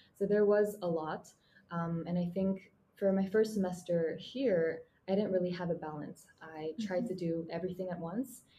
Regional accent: Mongolia; moved away as an adult; now in Japan; sitting in my childhood bedroom in my home country, Mongolia

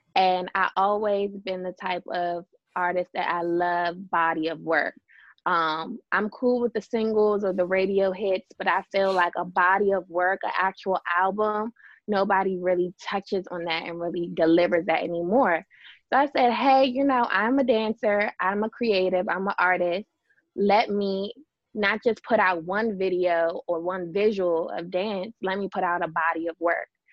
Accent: Fort Washington, Maryland, United States; born and raised in Fort Washington, Maryland.

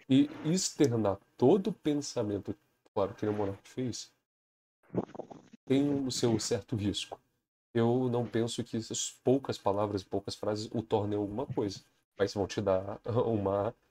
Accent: Alfredo Chaves, Espírito Santo, Brazil; Eu moro no interiorzão. Eu sou de Alfredo Chaves, cara. É uma cidade bem pequenininha.

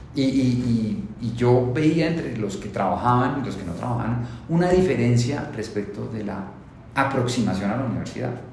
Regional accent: Colombia; Yo soy felizmente, orgullosamente colombiano

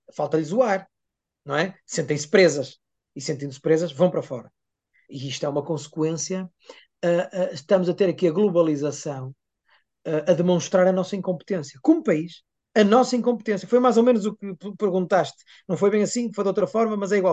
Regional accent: Vale do Ave, Norte, Portugal; na região do Val do Ávega, é, que é onde eu nasci e vivi sempre

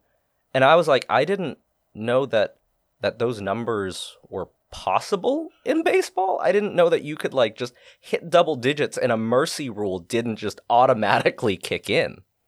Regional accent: Boston, Massachusetts, United States; Because I'm from Boston.

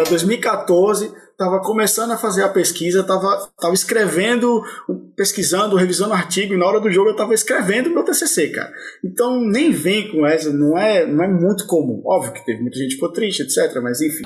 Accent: Brazil; moved away as an adult; also born or lived in Denmark; now in Berlin, Germany; eu sou do Brasil, cara mas eu não sou o brasileiro que você tá esperando

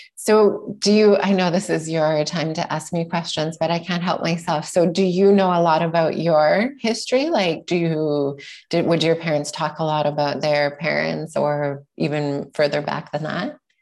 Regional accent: Sherwood Park, Alberta, Canada; also born or lived in Edmonton, Alberta / Vancouver, British Columbia; I was born in Edmonton, Alberta, and I grew up in a suburb just outside in Sherwood Park

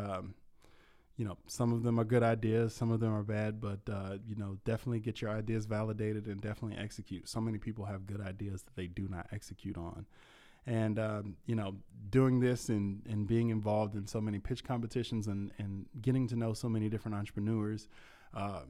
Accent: Louisville, Kentucky, United States; I'm from Louisville, so I travel up here

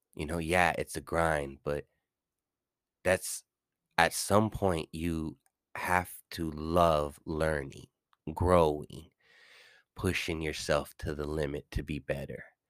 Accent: California, United States; I'm coming from Cali

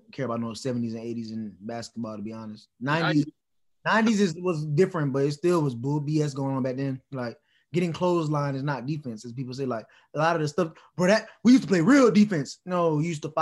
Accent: Atlanta, Georgia, United States; we grew up in Atlanta

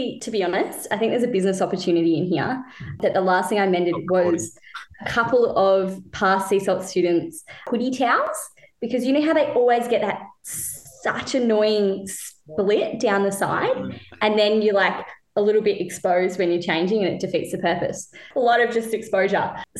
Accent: Penguin, Tasmania, Australia; moved away as an adult; also born or lived in Western Australia; now in Phillip Island, Australia; I'm from a little town called Penguin. And it's on the northwest coast of Tassie.

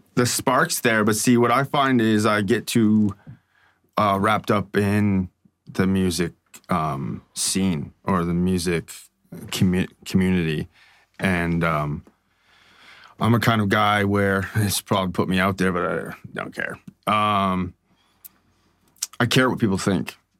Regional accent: Strathroy, Ontario, Canada; now in London, Canada; this small town 'cause I come from Strathroy.

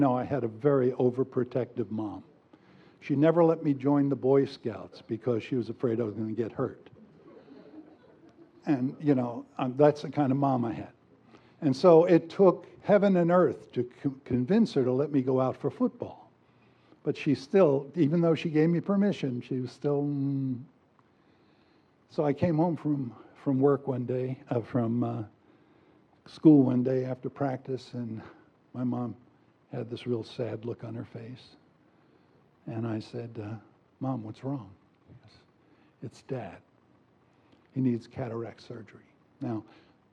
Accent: New York, United States; moved away; I'm from New York

